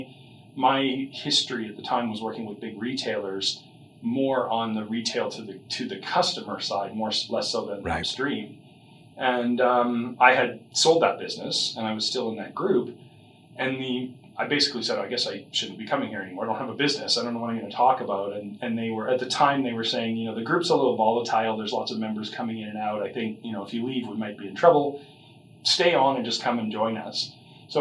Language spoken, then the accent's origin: English; Calgary, Alberta, Canada; also born or lived in Victoria, British Columbia; I started out here in Calgary. That's most of my family's from here.